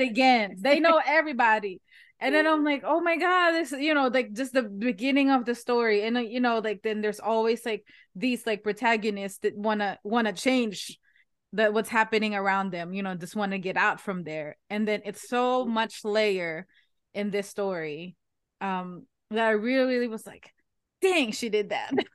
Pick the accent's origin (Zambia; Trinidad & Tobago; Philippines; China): Philippines; now in United States; I'm Asian. I'm from the Philippines